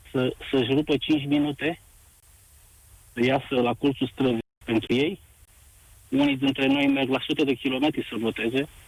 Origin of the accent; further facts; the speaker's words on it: Timiș County, Romania; din punctul meu de vedere ca bănățean autentic, ne-a dezbinat urât. De ce? În altă, în altă ordine de idei, aici la Timișoara vreau să vă spun